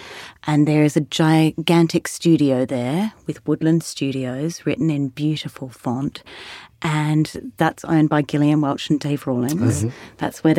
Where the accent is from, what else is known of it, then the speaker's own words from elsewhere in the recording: Sydney, New South Wales, Australia; But I grew up in Australia and I grew up in various country towns. My parents were school teachers, so we travelled around a lot for their work. But I was born in Sydney and I went to university in Sydney.